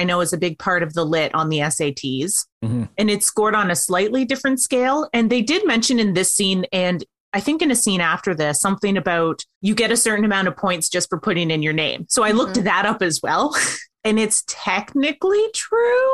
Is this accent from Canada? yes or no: yes; Canada; we're all Canadian